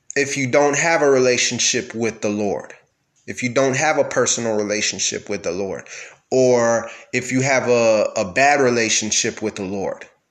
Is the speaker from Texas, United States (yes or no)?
yes; Texas, United States; I'm from Texas, so obviously I am a Christian.